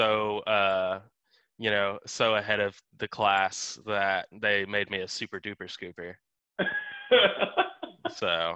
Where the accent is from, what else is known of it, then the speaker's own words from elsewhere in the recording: Texas, United States; That's the state tree here. Yeah, pecan trees. So actually growing up, my parents had a pretty big pecan tree